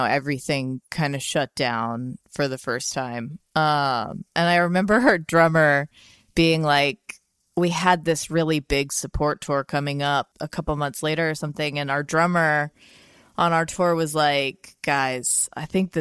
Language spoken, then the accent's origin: English; Louisiana, United States; now in Portland, United States; I'm from Louisiana originally